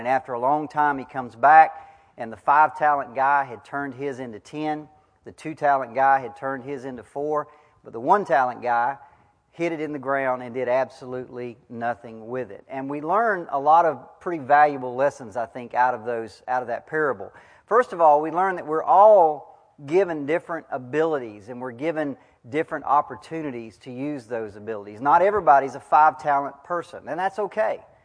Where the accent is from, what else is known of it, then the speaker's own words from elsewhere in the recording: United States; as an American, a 21st century American